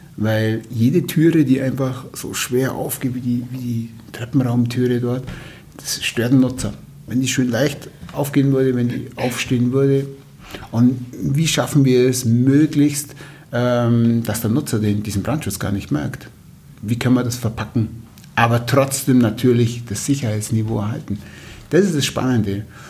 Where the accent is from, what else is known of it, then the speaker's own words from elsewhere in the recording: Allgäu, Bavaria, Germany; also born or lived in Würzburg; bei uns im Allgäu